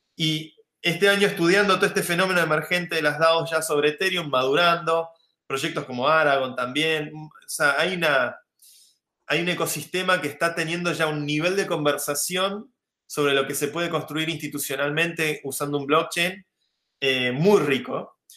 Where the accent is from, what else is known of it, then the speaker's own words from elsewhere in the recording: Argentina; now in Madrid, Spain; Yo soy argentino